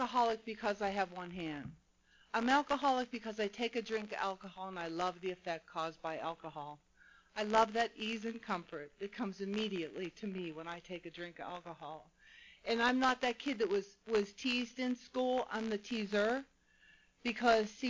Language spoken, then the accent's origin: English; Pittsburgh, Pennsylvania, United States; moved away as an adult; now in Mission Viejo, United States; I grew up in Pittsburgh, Pennsylvania